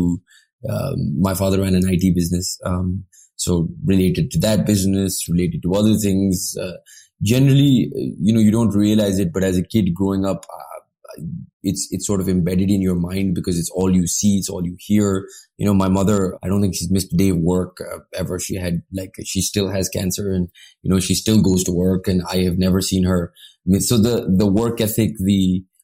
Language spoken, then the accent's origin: English; Pakistan; I had a great time growing up in Pakistan.